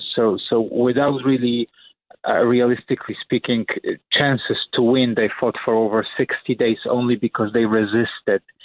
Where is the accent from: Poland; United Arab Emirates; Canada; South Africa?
Poland; moved away as an adult; now in New York, United States; Polish nation prevailed